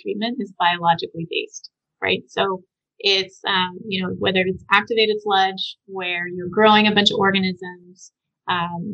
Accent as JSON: {"language": "English", "region": "Southwest", "country": "United States", "tie": "born or raised there", "said": "I grew up in the Southwest"}